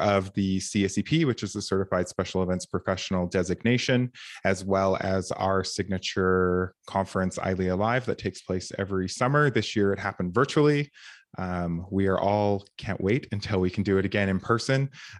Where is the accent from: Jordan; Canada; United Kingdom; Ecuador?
Canada; Calgary, Alberta; We have a really thriving community here in Canada, which is where I'm from. I'm actually from Calgary, Alberta.